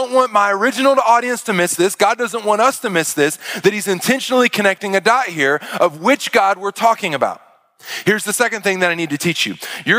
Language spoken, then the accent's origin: English; Arkansas, United States; and then you see me, and I tell you I'm from Arkansas, none of it makes sense.